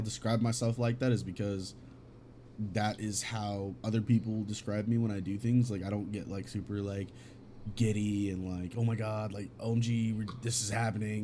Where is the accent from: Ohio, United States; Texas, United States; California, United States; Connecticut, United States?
California, United States; English is a second language; Cali, born and raised